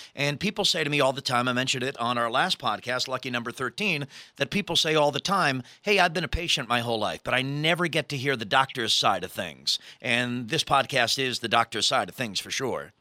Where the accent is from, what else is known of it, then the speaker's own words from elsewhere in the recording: New York City, New York, United States; my hometown, New York City